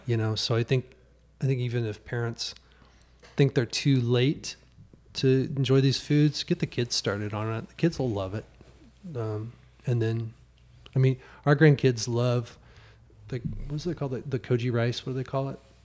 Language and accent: English; Trenton, Missouri, United States; moved away; I grew up in Missouri